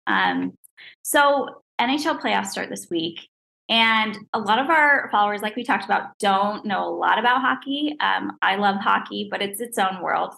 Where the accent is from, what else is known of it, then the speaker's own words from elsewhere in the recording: East Coast, United States; I'm from the East Coast